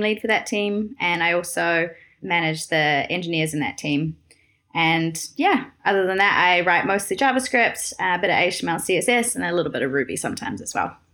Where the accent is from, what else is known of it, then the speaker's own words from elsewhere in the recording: New Zealand; moved away as an adult; now in Amsterdam, Netherlands; I'm originally from New Zealand